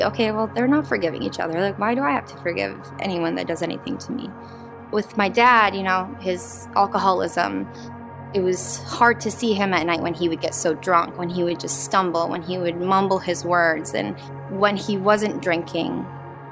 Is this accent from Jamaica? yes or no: no; Jordan; Growing up in Jordan